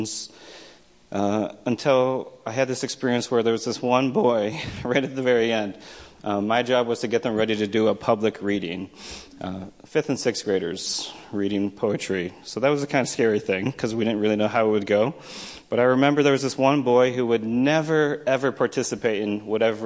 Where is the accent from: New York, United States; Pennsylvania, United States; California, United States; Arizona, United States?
New York, United States; also born or lived in Korea; growing up in a one traffic light town in the 80s where I was the OG, I was the original Korean American adoptee of my generation in the town